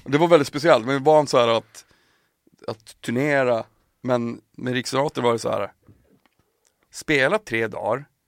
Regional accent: Piteå, Norrbotten County, Sweden; moved away; also born or lived in Märsta; när jag flyttade hemifrån, flyttade till, till Märsta, när jag flyttade från Piteå till Märsta

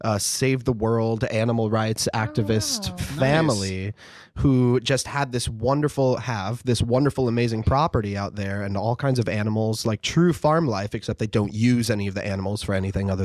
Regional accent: Portage, Michigan, United States; moved away; also born or lived in Kalamazoo, Michigan / New York; But like growing up in Kalamazoo, it was amazing. I technically grew up in Portage, Michigan.

